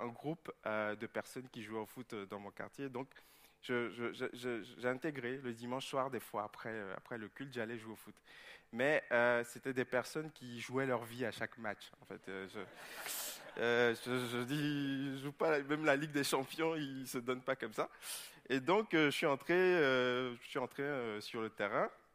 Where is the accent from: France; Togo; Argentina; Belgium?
Togo; moved away; jouais en deuxième division au Togo, dans mon pays d'origine